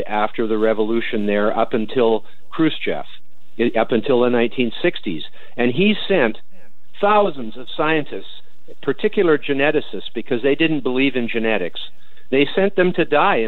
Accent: Canada; I'm a Canadian

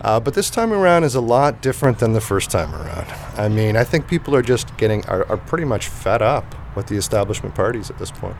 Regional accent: Canada; growing up in Canada

